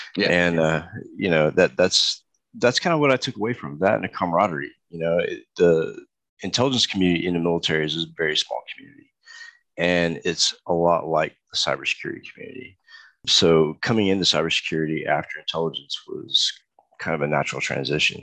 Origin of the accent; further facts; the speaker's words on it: Texas, United States; I grew up in Texas, so I did a lot of rodeo back then too